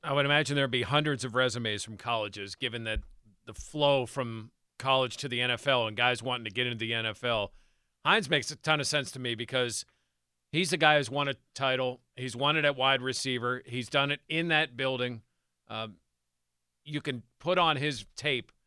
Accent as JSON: {"language": "English", "area": "near Youngstown", "region": "Ohio", "country": "United States", "tie": "born or raised there", "said": "I grew up near Youngstown"}